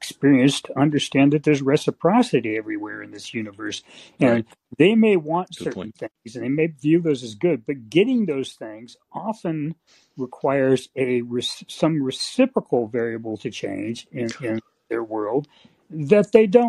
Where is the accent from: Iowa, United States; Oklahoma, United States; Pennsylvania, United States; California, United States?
California, United States; the Bay Area; I grew up in the Bay Area. I've only been outside of California for 10 years of my life